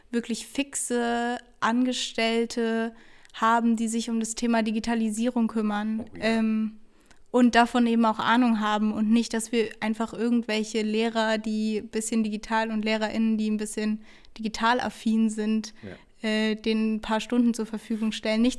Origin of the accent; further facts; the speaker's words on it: Kelkheim, Hesse, Germany; ich bin 21 Jahre alt und komme aus Kelkheim.